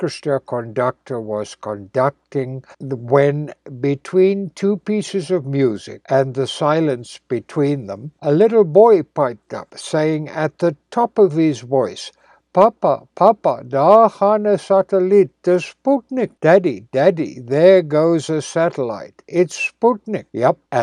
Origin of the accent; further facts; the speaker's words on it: South Africa; moved away; living in my hometown in South Africa